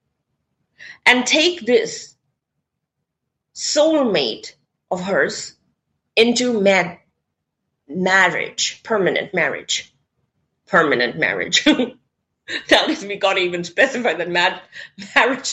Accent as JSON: {"language": "English", "country": "India", "said": "I come from India"}